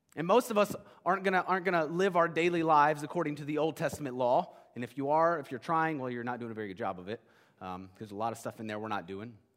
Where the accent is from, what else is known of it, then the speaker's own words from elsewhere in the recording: United States; As modern American Christians